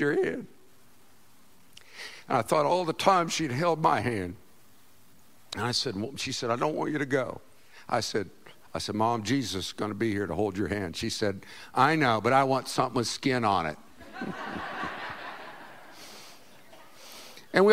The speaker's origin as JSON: {"language": "English", "town": "Winter Park", "region": "Florida", "country": "United States", "tie": "born or raised there", "said": "We lived in Winter Park, Florida, and it's hilly there. It's beautiful, beautiful. I was born in Florida"}